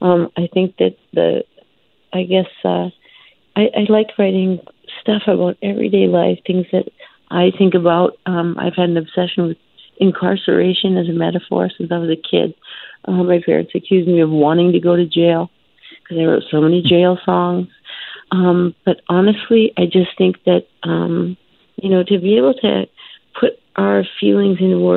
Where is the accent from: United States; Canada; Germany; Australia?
Canada; also born or lived in India; has to do with my adoption story and being born in India and having no other identity other than being Canadian. I was the only Canadian in my family.